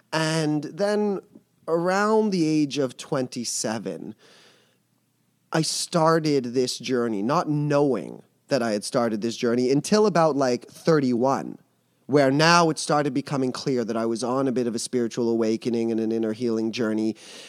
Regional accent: Montreal, Quebec, Canada; I'm from Montreal, as you said.

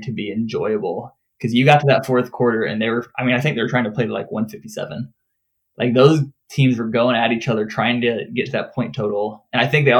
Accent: Peoria, Illinois, United States; moved away; I grew up around Peoria, and so a lot of like the media and stuff that I follow is still Peoria area

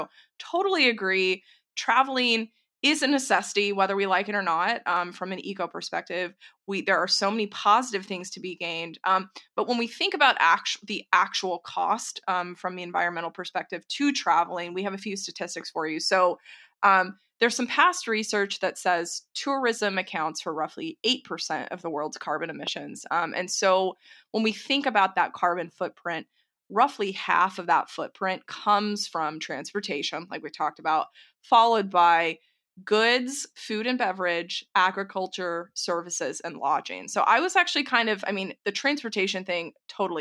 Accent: Texas, United States; you and I growing up in Texas

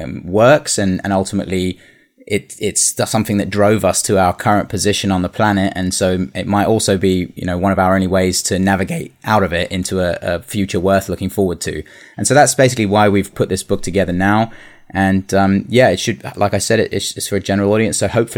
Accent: Singapore; also born or lived in London; So I'm originally from London. I don't know if you can tell from the accent, but I grew up in Singapore.

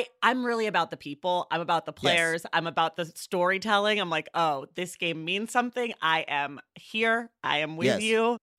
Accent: Bay Area, California, United States; now in Los Angeles, United States; I'm from the Bay Area, but I live

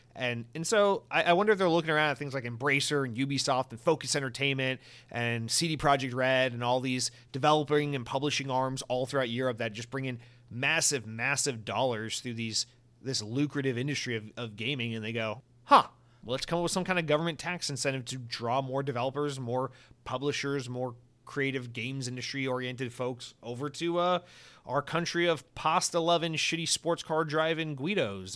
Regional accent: United States; I'm an American

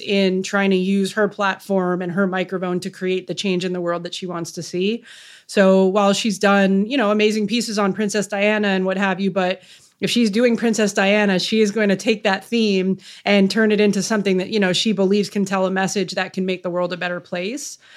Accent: Canada; I'm Canadian

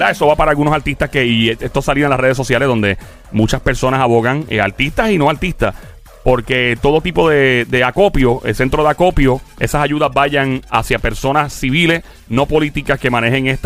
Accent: Puerto Rico; Así somos los puertorriqueños.

